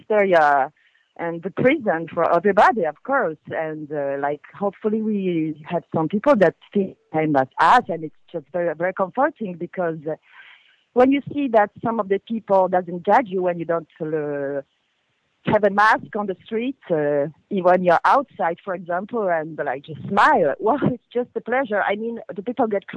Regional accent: Lyon, Auvergne-Rhône-Alpes, France; I'm from Lyon.

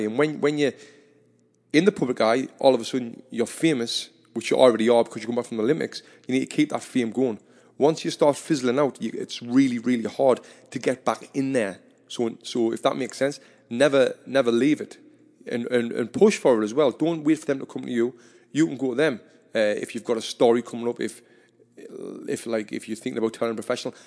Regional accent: Sunderland, North East England, United Kingdom; I'm from Sunderland

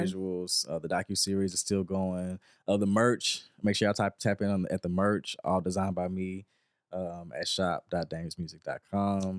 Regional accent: the South, United States; a young black Southern country boy growing up in the South

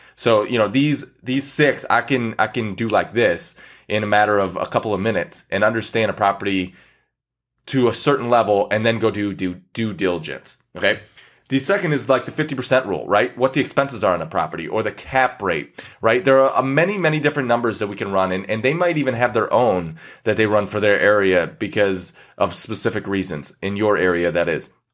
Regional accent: Michigan, United States; I'm from Michigan, so, you know, we have lakes around us

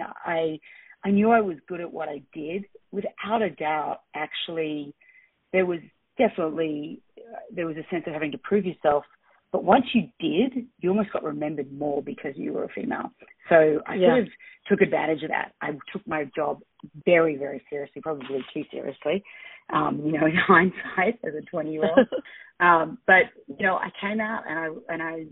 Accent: Australia; now in New York, United States; I grew up in Australia

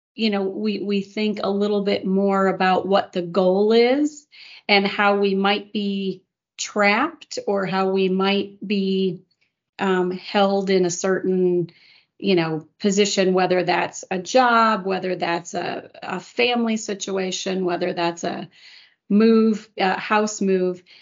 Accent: Chicago, Illinois, United States; moved away as an adult; now in Houston, United States; I'm originally from the Chicago area

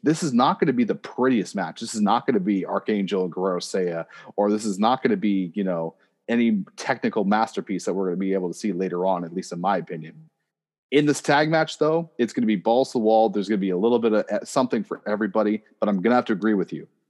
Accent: Oshawa, Ontario, Canada; I am from Oshawa

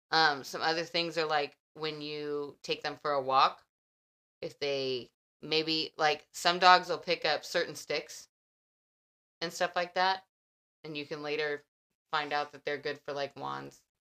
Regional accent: Texas, United States; as a Texan

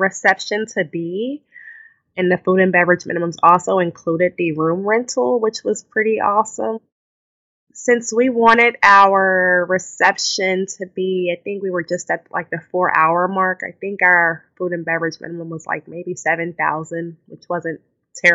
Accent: Texas, United States; now in New Jersey, United States; I'm from Texas, and we're still living in New Jersey

